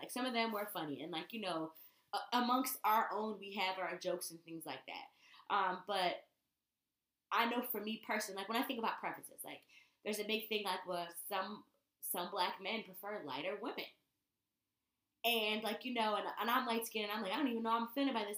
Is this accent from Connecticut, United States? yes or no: yes; Connecticut, United States; I grew up in Connecticut